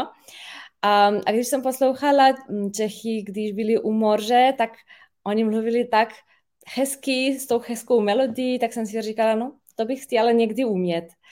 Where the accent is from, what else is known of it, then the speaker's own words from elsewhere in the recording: Ljubljana, Slovenia; first language Slovenian; Czech is a second language; já jsem ze Slovinska, eh, z Lublany.